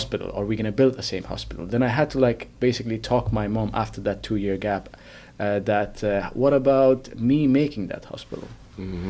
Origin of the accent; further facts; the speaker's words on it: Afghanistan; now in Finland; I'm originally from Afghanistan, but I've been living in Finland